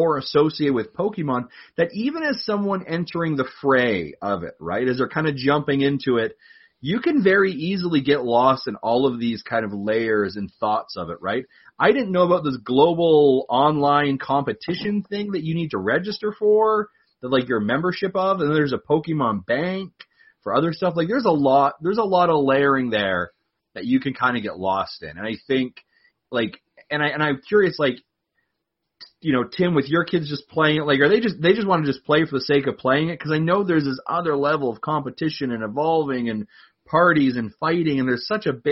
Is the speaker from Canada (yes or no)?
yes; Canada; being Canadian, we celebrated our Thanksgiving the proper time of the year